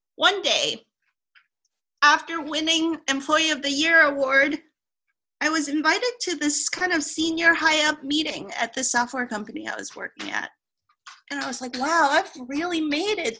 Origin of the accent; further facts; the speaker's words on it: Hong Kong; I grew up in Hong Kong, which is a multicultural type of place